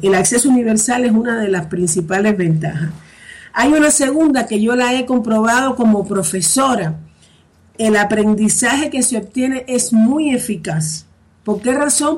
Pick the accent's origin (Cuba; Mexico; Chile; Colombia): Cuba; accent: Cuban; moved away as an adult; now in Spain; yo soy cubana española, por el acento podrán ver sobre todo cubana